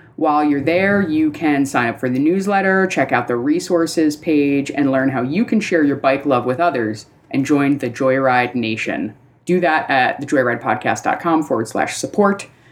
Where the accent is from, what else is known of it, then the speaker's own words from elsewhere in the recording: East Coast, United States; now in Portland, United States; I grew up on the East Coast, so it's winter is winter is winter